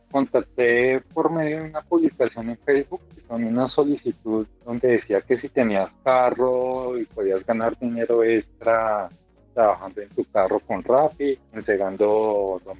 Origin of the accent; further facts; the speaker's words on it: Bogotá, Bogotá Capital District, Colombia; Bueno, yo soy de acá de Bogotá